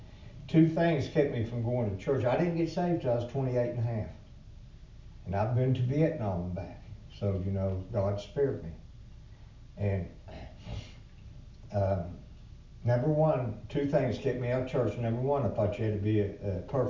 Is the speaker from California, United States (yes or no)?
no; Branchland, West Virginia, United States; I am from Branchland.